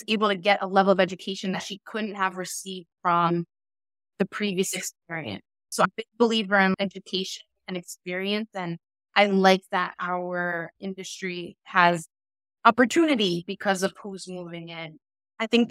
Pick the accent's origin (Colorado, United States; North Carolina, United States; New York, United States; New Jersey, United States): New York, United States; Westchester and Hudson Valley; moved away as an adult; also born or lived in Los Angeles / Middle East; now in Miami, United States; my experience growing up in Westchester and Hudson Valley, moving to LA, along with being an expat in the Middle East